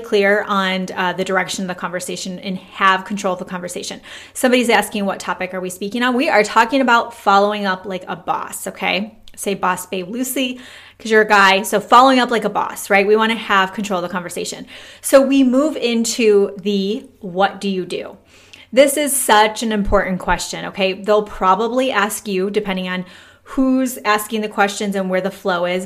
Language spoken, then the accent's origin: English; Michigan, United States; now in Texas, United States; we've been here nine years. We're from Michigan